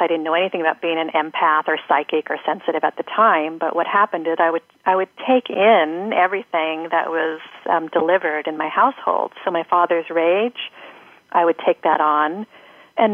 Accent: Seattle, Washington, United States; I grew up in Seattle in a dysfunctional household

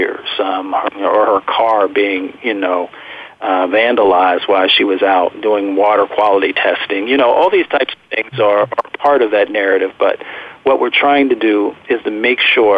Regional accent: Appalachia, United States; also born or lived in Michigan; I grew up in Appalachia, and I grew up in a little bit in Michigan as well.

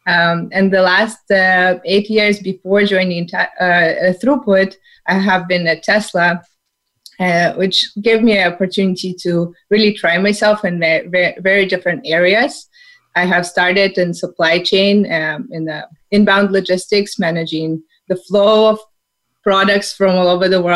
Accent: Saint Petersburg, Russia; moved away as an adult; now in California, United States; I'm from St. Petersburg, Russia. I came to U.S. to sunny California, pursuing my MBA degree

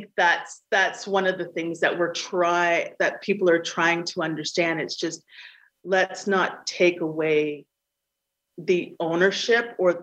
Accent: Canada; my family has been in Canada for over 300 years

